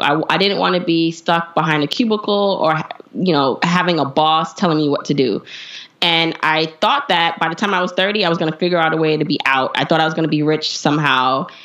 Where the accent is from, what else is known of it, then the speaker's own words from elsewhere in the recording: New York City, New York, United States; also born or lived in Jamaica; I was raised by a single mom in Brooklyn